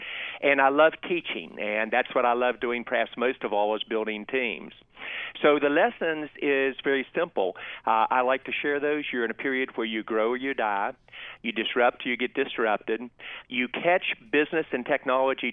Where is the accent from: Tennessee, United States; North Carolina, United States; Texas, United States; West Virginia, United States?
West Virginia, United States; moved away; also born or lived in Boston; my home state of West Virginia